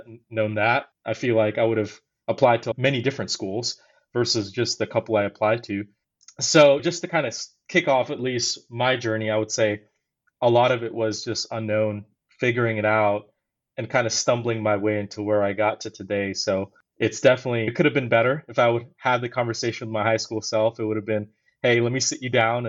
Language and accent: English; Houston, Texas, United States; I grew up in Houston, and I went to an inner city high school called Hastings High School.